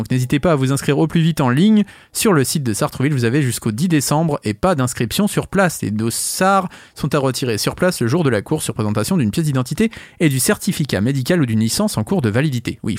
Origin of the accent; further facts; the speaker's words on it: Maisons-Laffitte, Île-de-France, France; born there; Je suis né à Maison Lafitte. Bon, je suis pas resté